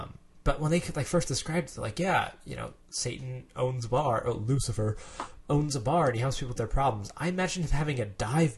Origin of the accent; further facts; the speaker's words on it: United States; I'm from America, guys.